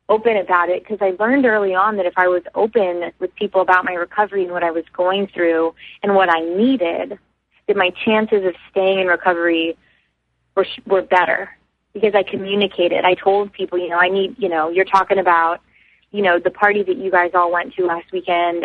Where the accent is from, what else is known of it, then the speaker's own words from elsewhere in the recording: Houston, Texas, United States; I'm from Houston, and we have sober high schools there